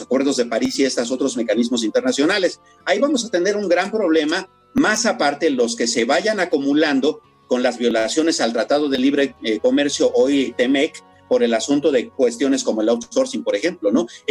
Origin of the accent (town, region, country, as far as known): Mexico